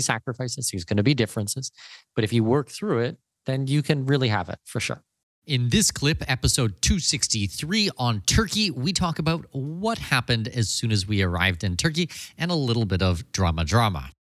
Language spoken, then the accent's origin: English; Canada; also born or lived in Germany / Brazil / United Arab Emirates; now in Panama; I'm Canadian from Danish heritage